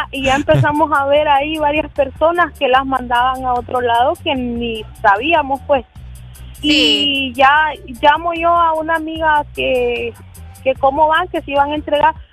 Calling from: Santa Cruz de Yojoa, Cortés, Honduras; de Santa Cruz

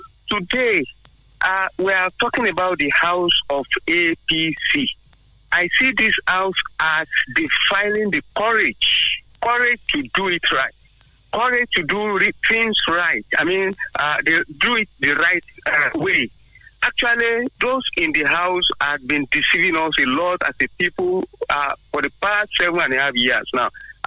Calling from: Abeokuta, Ogun State, Nigeria; from Abeokuta.

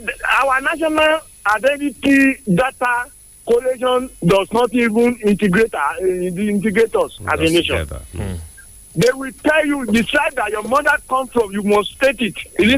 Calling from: Sango, Nigeria; Yes, I am engineer Afolabi. I'm calling from Sango.

